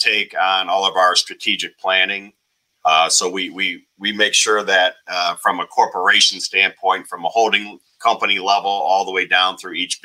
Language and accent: English; Northwest Ohio, United States; I was born and raised in Northwest Ohio